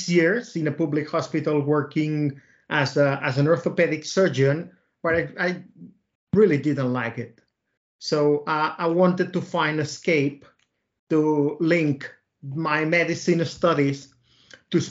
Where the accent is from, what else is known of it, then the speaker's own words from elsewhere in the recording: Reus, Catalonia, Spain; now in Barcelona, Spain; I'm from Reus. Reus is a small. It's a small town, 100 kilometers south from Barcelona.